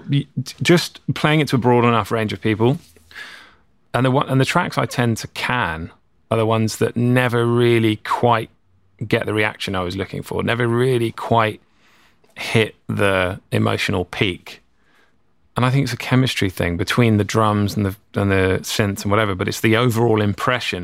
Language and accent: English; England, United Kingdom; moved away as an adult; now in California, United States; being English, growing up, we learned to speak a certain way